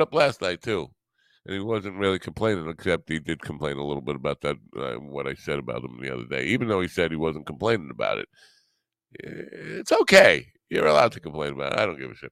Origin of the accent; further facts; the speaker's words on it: New York, United States; I'm from New York